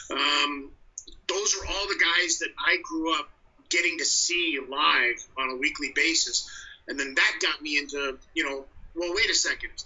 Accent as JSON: {"language": "English", "town": "North Las Vegas", "region": "Nevada", "country": "United States", "tie": "born or raised there", "moved": "as an adult", "lives_now": "Canada", "said": "am a Las Vegas boy, born and bred. I mean, that's where, you know, that's and to even further the point, actually North Las Vegas"}